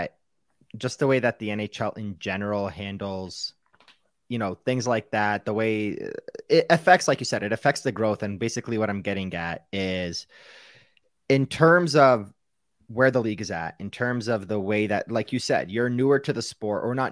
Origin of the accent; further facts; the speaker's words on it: Ottawa, Ontario, Canada; I was born in Ottawa. The arena is about an hour away from where I was born, in a hospital in the heart of downtown Ottawa